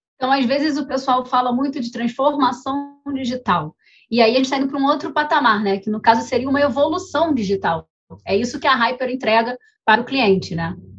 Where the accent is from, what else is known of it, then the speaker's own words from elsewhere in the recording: Rio de Janeiro, Brazil; a gente é carioca